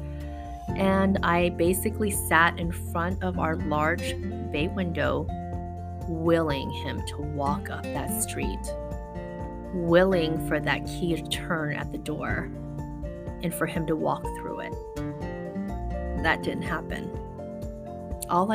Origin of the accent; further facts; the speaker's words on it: Las Vegas, Nevada, United States; moved away as an adult; now in San Francisco, United States; I was from Vegas